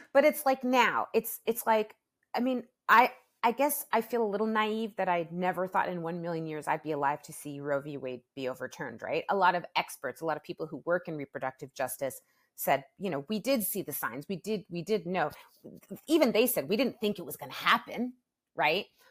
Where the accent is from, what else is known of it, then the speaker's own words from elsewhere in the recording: Toronto, Ontario, Canada; My hometown, Toronto